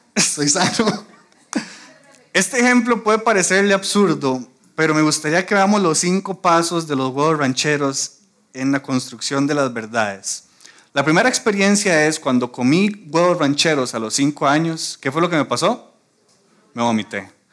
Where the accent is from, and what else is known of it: Costa Rica